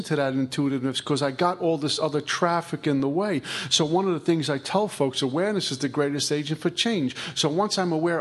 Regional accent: New York City, New York, United States; I'm from Brooklyn

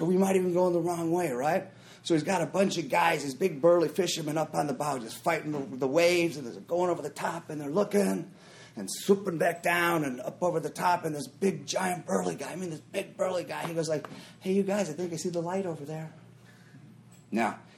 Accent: Minnesota, United States; I grew up in Minnesota

